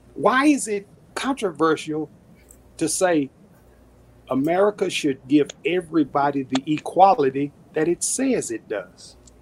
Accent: Dallas, Texas, United States; That's my hometown, Dallas, for 31 years.

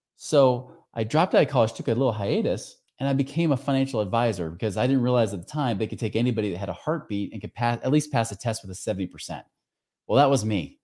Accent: near Portland, Oregon, United States; I grew up out near Portland, Oregon

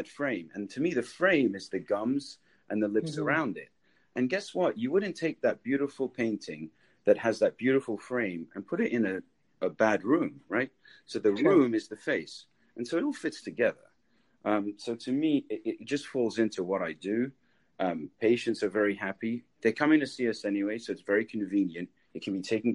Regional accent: England, United Kingdom; moved away as an adult; also born or lived in New York; now in Tampa Bay, United States; I grew up in England.

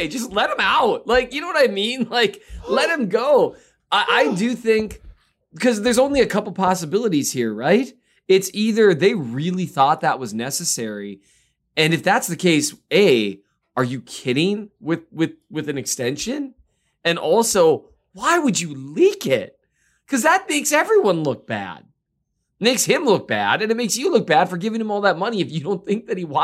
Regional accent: Minnesota, United States; I'm from Minnesota.

